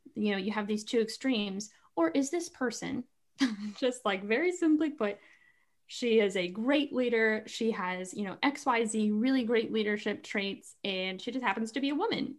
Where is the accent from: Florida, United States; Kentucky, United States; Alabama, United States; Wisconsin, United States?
Kentucky, United States; moved away as an adult; now in North Carolina, United States; I live in North Carolina, but I'm from Kentucky.